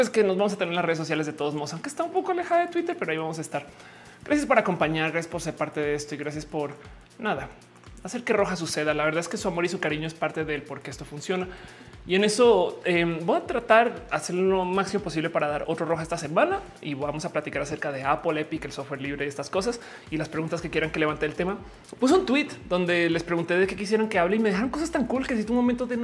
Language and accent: Spanish; Bogotá, Colombia; also born or lived in Pereira; no soy, soy colombiana, pero soy de Bogotá y Pereira. Estoy hablando de Pereira en Colombia.